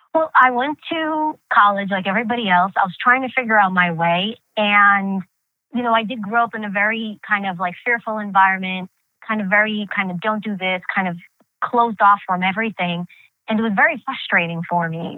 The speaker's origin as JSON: {"language": "English", "town": "New York City", "region": "New York", "country": "United States", "tie": "born or raised there", "first_language": "Greek", "second_language": "English", "said": "growing up in New York City during that time period, the 80s and 90s. And that's the time period I really grew up"}